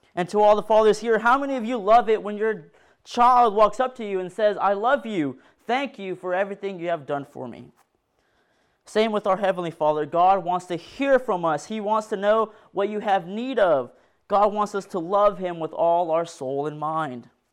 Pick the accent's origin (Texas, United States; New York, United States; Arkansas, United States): Arkansas, United States; Decatur; I'm from Decatur, Arkansas